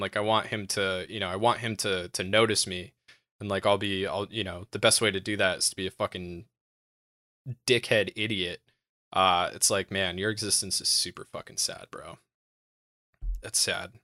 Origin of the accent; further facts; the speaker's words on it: United States; I'm American